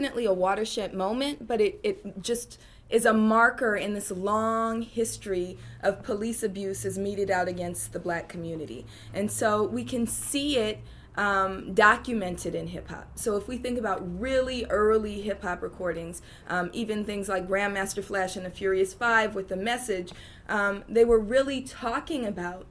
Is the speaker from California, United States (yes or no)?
yes; Oakland, California, United States; I'm from Oakland, California, and I'm from East Oakland